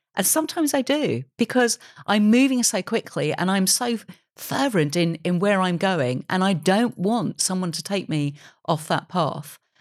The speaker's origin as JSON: {"language": "English", "country": "United Kingdom", "said": "I love being a British creator."}